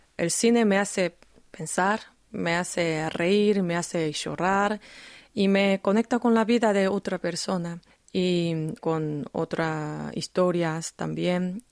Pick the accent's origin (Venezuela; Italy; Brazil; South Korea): South Korea; Busan; Spanish is a second language; Yo nací en Busan, obviamente mi secundario estaba en Busan